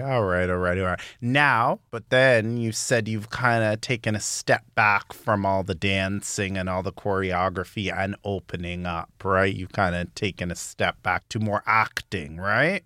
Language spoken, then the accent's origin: English; Toronto, Ontario, Canada; I'm from Scarborough, too